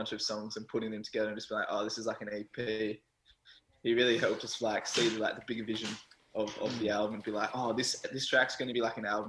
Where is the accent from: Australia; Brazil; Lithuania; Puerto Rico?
Australia; Bunbury, Western Australia; the scene down there, there's not really much of a music scene, unfortunately. Like, I was like the only year 12 music student in my year at school